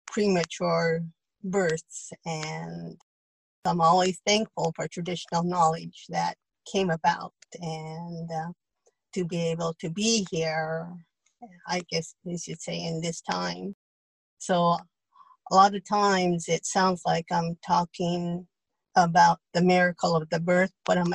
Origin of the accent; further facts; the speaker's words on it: Celilo, Oregon, United States; also born or lived in California; I was born in Celilo.